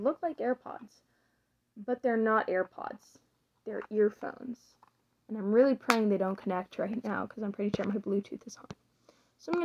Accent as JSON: {"language": "English", "region": "the southern United States", "country": "United States", "tie": "born or raised there", "said": "So, I was born in America, in one of the southern states."}